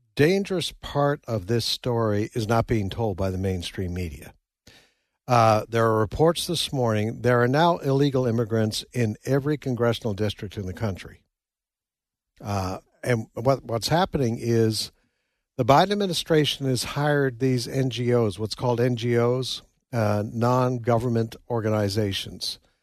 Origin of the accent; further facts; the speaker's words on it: Nova Scotia, Canada; moved away; also born or lived in New Brunswick / Saskatchewan; I grew up in Nova Scotia, Canada, lived in New Brunswick